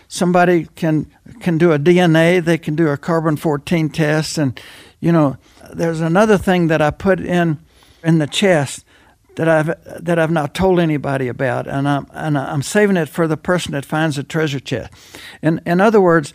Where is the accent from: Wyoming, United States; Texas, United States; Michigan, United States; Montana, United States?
Texas, United States; Temple; I was born and raised in Temple, Texas, in the heart of Texas, 60 miles north of Austin